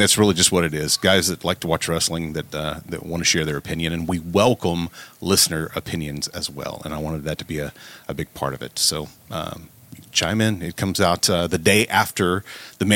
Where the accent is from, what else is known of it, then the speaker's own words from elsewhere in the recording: Southern Oklahoma, United States; I'm from Southern Oklahoma, so I grew up watching the Von Erichs out of Dallas